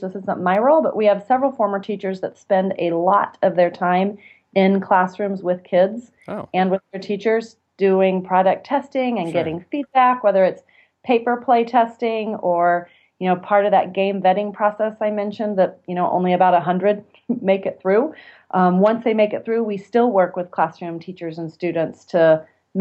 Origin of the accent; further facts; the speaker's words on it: Kansas, United States; also born or lived in Texas; I returned to my home state of Kansas